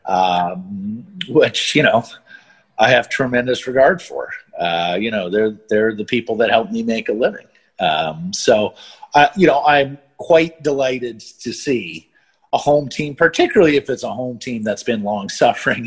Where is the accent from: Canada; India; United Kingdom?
Canada; Calgary, Alberta; also born or lived in Montreal; And then my family moved to Calgary